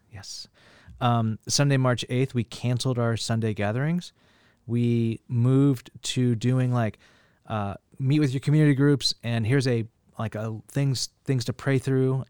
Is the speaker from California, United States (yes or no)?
yes; Bakersfield, California, United States; now in San Francisco, United States; I grew up in the Central Valley of California, Bakersfield